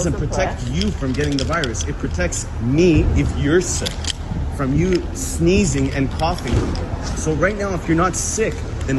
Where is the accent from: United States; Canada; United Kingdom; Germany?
Canada; Toronto, Ontario; I'm excited. I'm from Toronto. I've never seen her.